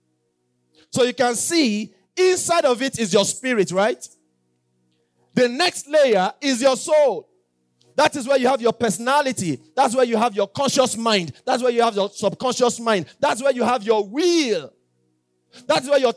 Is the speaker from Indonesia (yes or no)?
no; Yorubaland, Nigeria; I'm Yoruba